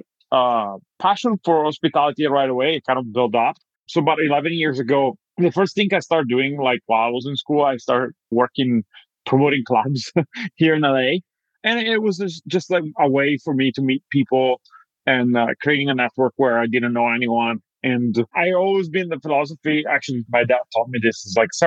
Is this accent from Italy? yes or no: yes; Italy; moved away as an adult; now in United States; I'm originally from Italy